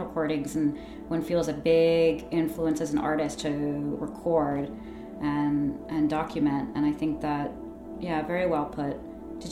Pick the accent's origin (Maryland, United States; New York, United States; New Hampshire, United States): New York, United States; born or raised there; accent: American; moved away